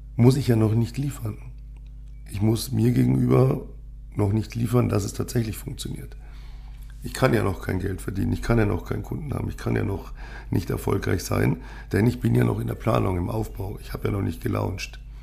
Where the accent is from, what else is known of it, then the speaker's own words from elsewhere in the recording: Munich, Bavaria, Germany; ich bin ja gebürtiger Münchner